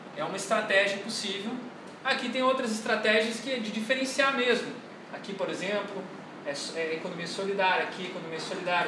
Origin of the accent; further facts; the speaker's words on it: Rio de Janeiro, Brazil; eu sou carioca